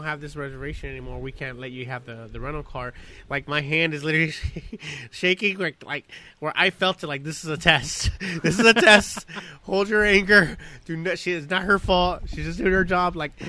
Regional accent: Long Beach, California, United States; we're from Long Beach, we represent all that, but we hardly ever drink or hang around here

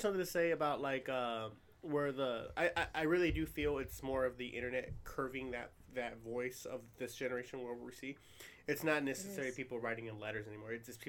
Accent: New Jersey, United States; I'm from New Jersey.

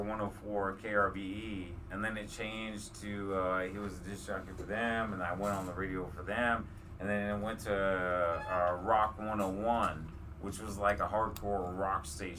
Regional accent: Houston, Texas, United States; moved away; I'm from Texas.

